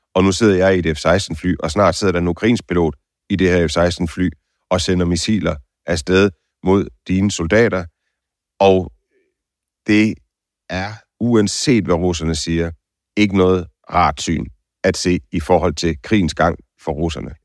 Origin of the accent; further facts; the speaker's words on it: Denmark; jeg er fra Danmark